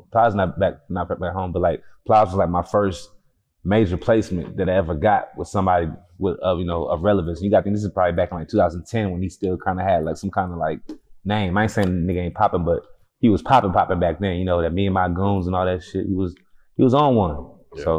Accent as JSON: {"language": "English", "town": "Houston", "region": "Texas", "country": "United States", "tie": "born or raised there", "said": "Acres Homes, to be exact. North side in the building."}